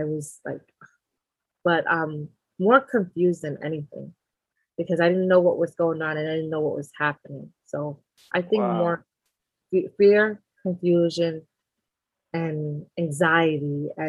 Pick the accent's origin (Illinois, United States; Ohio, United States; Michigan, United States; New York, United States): New York, United States; New York City; also born or lived in Conakry, Guinea; So I was born in Guinea, Conakry. but raised in New York City.